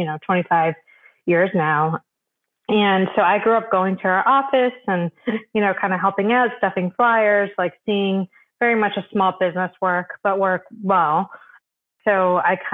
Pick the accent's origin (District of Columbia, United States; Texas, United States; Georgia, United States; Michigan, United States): Michigan, United States; So I grew up in Michigan, just a suburb in Michigan